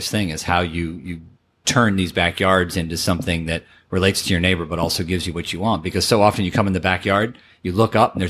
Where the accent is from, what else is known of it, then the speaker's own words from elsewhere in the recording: Fort Lauderdale, Florida, United States; also born or lived in Orlando; We grew up in Florida, in Fort Lauderdale, Orlando, and never came to Key West as a family.